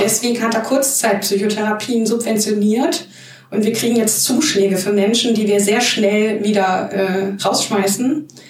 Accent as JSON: {"language": "German", "town": "Hanau", "region": "Hesse", "country": "Germany", "tie": "born or raised there", "moved": "yes", "lives_now": "Mainz, Germany", "said": "ich komme nicht aus Mannheim. Ich bin gebürtig aus Hanau."}